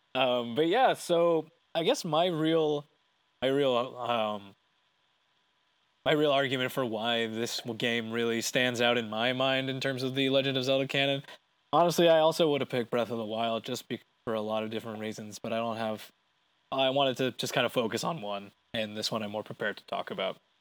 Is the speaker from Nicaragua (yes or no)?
no; Canada; we're Canadian